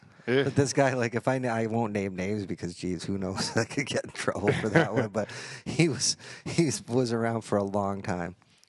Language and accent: English; Fort Erie, Ontario, Canada; I remember growing up in Fort Erie